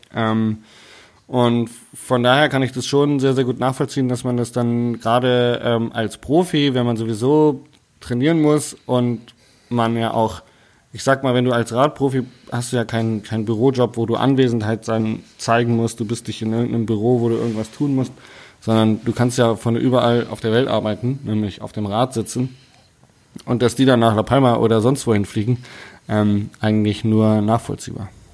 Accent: Hanover, Lower Saxony, Germany; now in Bavaria, Germany; Also ich bin ja eigentlich ursprünglich Hannoveraner

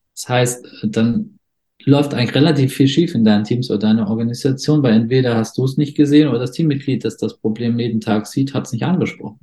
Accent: foot of the Swabian Jura, Baden-Württemberg, Germany; Ich bin im Süddeutschland geboren, am Fuße der Schwäbischen Alb

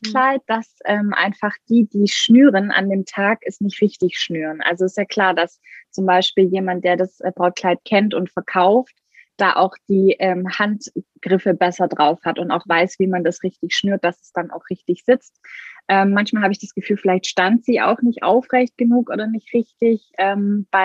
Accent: Baden-Württemberg, Germany; Ich komme aus der Nähe von Stuttgart

